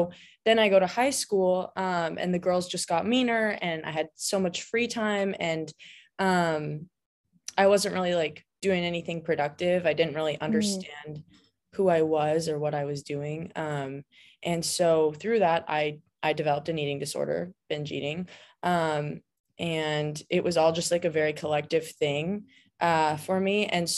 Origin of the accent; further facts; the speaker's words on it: California, United States; Well, I mean, I've lived in California my whole life. I'm from Southern California.